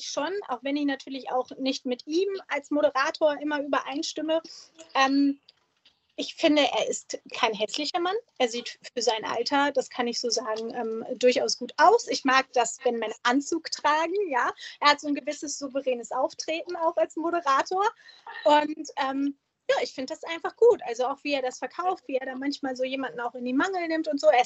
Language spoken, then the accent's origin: German; Germany; wir Deutschen